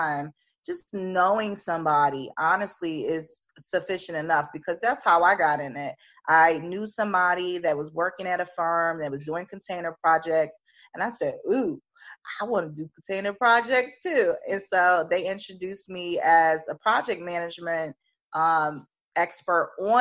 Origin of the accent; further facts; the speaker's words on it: Philadelphia, Pennsylvania, United States; I'm from Philly